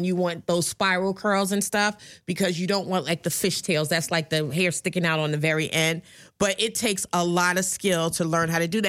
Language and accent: English; United States; I'm that American that can't speak any of it